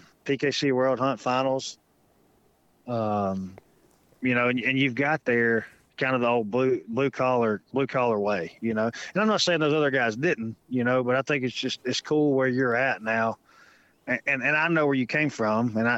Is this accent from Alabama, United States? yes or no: yes; Western Jefferson County, Alabama, United States; now in Jasper, United States; I'm from Western Jefferson County, living close to Jasper now.